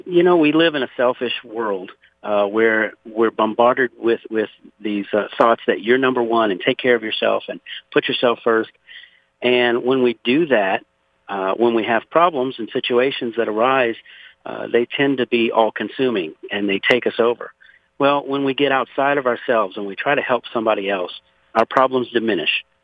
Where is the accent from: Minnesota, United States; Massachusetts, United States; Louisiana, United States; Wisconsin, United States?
Louisiana, United States; now in Conroe, Texas, United States; I was born and raised in Louisiana, actually 60 miles south of New Orleans, in a place called Point Hash